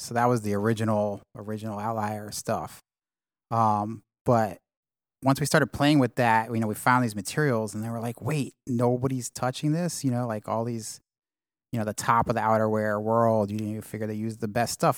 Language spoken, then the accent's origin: English; New York City, New York, United States; moved away as an adult; also born or lived in California / London; I grew up in, in Manhattan